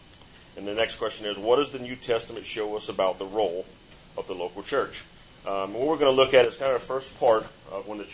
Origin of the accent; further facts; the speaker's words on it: Chauvin, Louisiana, United States; moved away; I'm from Chauvin, Louisiana